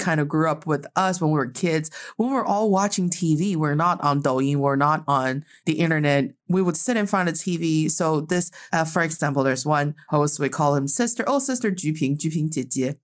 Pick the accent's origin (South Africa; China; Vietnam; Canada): China; Northeast China; now in Beijing, China; I'm proudly representing the Northeast of China.